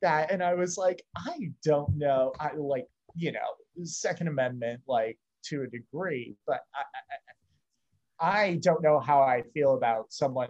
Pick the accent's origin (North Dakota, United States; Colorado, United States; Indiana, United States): Indiana, United States; Fort Wayne; born or raised there